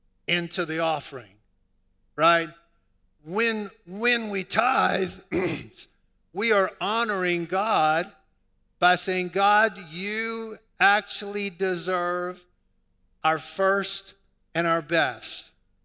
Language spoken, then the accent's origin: English; New Orleans, Louisiana, United States; I was raised in New Orleans, and if you're born in New Orleans, more than likely you're born into a Roman Catholic tradition.